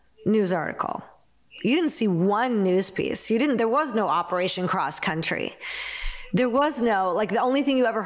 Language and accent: English; Naperville, Illinois, United States; Naperville, which is my hometown